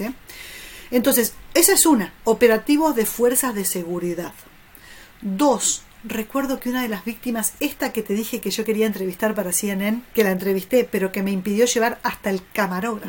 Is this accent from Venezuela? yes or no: no; Argentina; como argentina